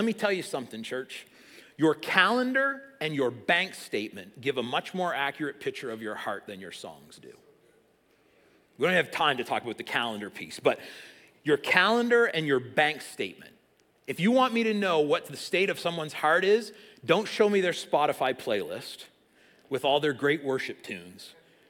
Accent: South East England, United Kingdom; I grew up in Sussex, up the road. I know from cows.

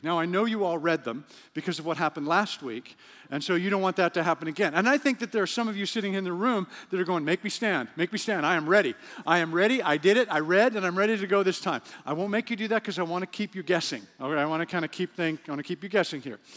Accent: Western Canada, Canada; moved away; also born or lived in Cincinnati, Ohio / Africa; I'm from Western Canada

